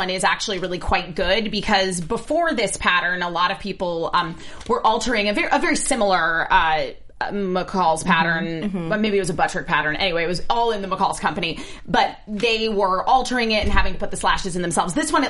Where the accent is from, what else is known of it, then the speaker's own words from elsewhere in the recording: Scotland, United Kingdom; I'm Scottish